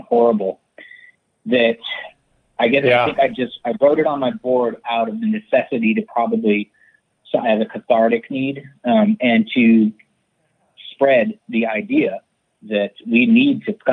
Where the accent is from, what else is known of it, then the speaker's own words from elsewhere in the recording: San Francisco, California, United States; I grew up in San Francisco